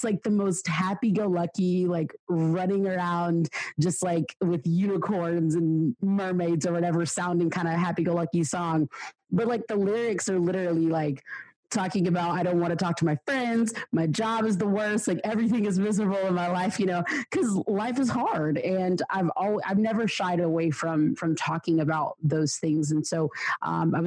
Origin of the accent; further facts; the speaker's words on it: Georgia, United States; I was born and raised in the States. I grew up in Georgia, southeast of USA, United States